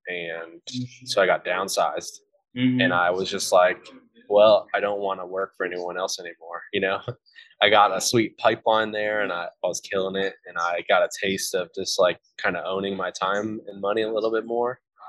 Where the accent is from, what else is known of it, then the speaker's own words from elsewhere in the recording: Ohio, United States; now in Indiana, United States; I became a Hoosier, which is just someone who lives in Indiana as opposed to a Buckeye where I grew up in Ohio.